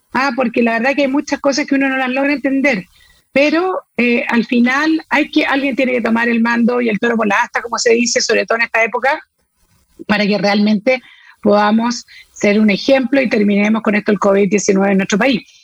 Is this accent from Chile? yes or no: yes; Chile; como chileno